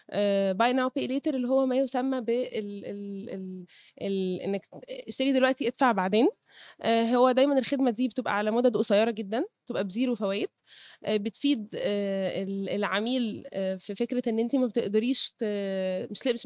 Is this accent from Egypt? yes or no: yes; Cairo, Cairo Governorate, Egypt; born there; عندي 32 سنة اتولدت في القاهرة درست في الجامعة الأمريكية